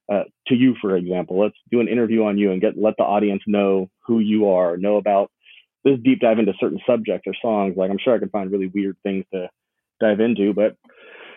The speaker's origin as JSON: {"language": "English", "town": "Long Beach", "region": "California", "country": "United States", "said": "I'm currently living in lovely Long Beach, California. I am from Long Beach, California"}